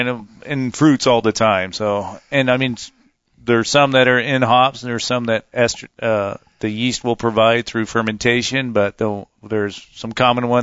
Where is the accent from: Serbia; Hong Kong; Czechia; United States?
United States; Yakima, Washington; I grew up in Yakima